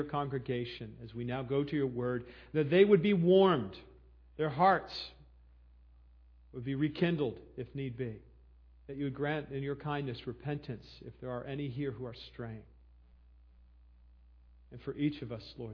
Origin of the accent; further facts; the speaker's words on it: Philadelphia, Pennsylvania, United States; moved away as an adult; now in Millersville, United States; came from Philadelphia area to land here. So I'm not a native, and apparently you'll never be a native, even if you've lived here for 50 years, you know. So I'm used to the fact that I'm an outsider. I'm a Philadelphian, if you can't pick that up in my accent